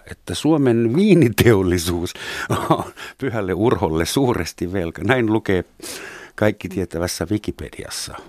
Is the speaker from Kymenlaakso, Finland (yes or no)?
no; Helsinki, Uusimaa, Finland; also born or lived in West Germany; Saksassa synty, Länsi-Saksassa syntynyt helsinkiläinen